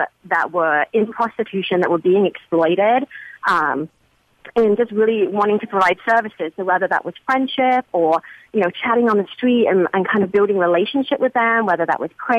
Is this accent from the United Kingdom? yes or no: yes; England, United Kingdom; moved away as an adult; now in San Francisco, United States; I'm originally from England, and I moved to San Francisco about 15 years ago.